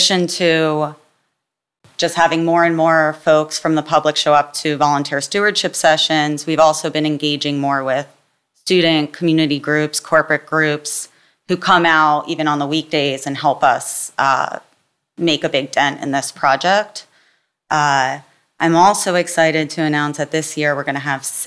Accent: Jackson, New Jersey, United States; also born or lived in Oberlin, Ohio / Philadelphia, Pennsylvania; I grew up in Jackson, New Jersey

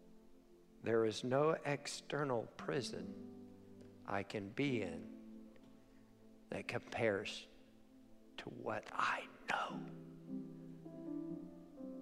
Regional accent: Weaverville, United States; I'm from Weaverville

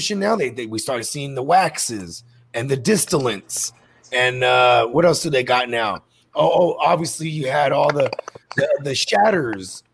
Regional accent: the Bay Area, California, United States; we're from Cali. You know what I mean? I'm from the Bay up north

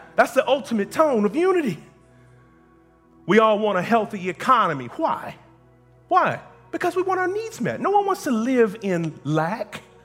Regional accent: United States; I am an American just like you

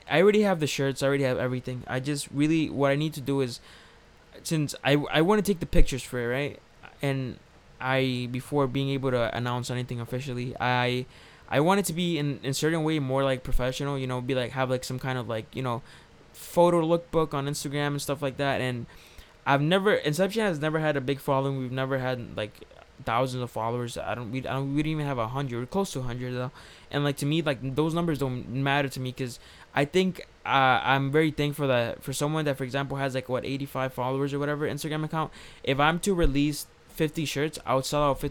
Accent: New York City, New York, United States; we're from New York City

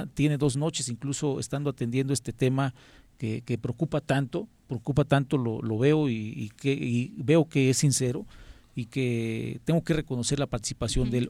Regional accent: Yautepec, Morelos, Mexico; Soy de Yautepec

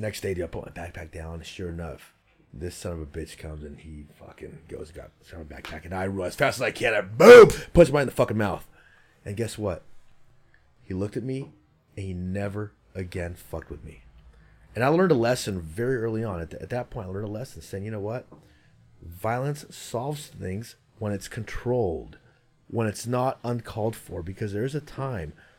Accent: Santa Rosa, California, United States; also born or lived in San Mateo, California; I grew up in Santa Rosa, California, in Sonoma County, but we lived in San Mateo for 1 year

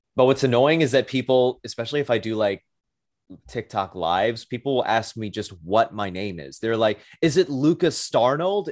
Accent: New York City, New York, United States; I am from Brooklyn, New York, born and raised

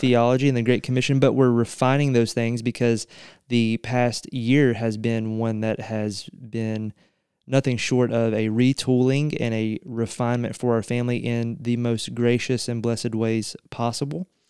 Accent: central Eastern Kentucky, United States; my hometown

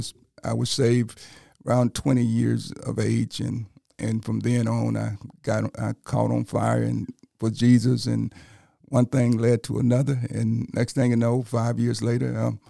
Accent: Calera, Alabama, United States; Well, I was born and raised in Shelby County, Calera.

